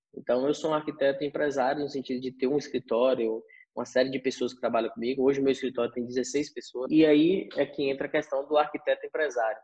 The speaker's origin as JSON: {"language": "Portuguese", "town": "Vitória da Conquista", "region": "Bahia", "country": "Brazil", "tie": "born or raised there", "also_born_or_lived": "Itapetinga, Bahia", "said": "eu sou nascido aqui de Vitória da Conquista, na Bahia. É, tive uma parte da minha infância que fui criado em Itapetinga"}